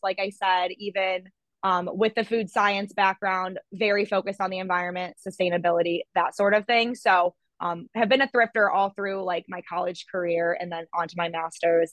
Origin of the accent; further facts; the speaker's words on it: Toledo, Ohio, United States; also born or lived in Columbus, Ohio; I'm from Ohio. I was born in Toledo and I moved to Columbus where I went to Ohio State for my undergraduate degree